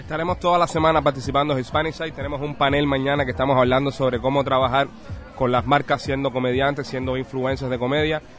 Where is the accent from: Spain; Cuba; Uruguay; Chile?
Cuba; moved away; Somos nacidos en Cuba y tenemos 29 y 30 años.